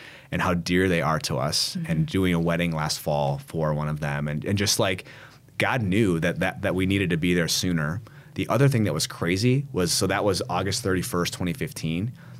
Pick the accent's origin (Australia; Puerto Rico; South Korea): South Korea; I'm like from South Korea, you know what I mean? Like coming here.